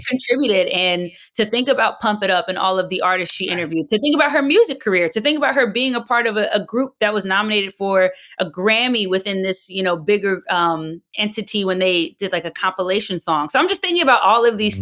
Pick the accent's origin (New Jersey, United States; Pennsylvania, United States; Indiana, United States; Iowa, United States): New Jersey, United States; I'm not from the South, I'm from South Jersey